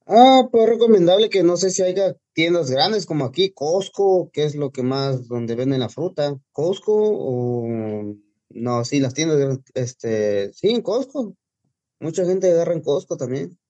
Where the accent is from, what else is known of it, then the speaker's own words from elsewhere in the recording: Puebla, Mexico; now in Los Angeles, United States; Soy de Puebla, originario de un pueblito llamado Santiago Tepeclacmolco, municipio de Clacotepec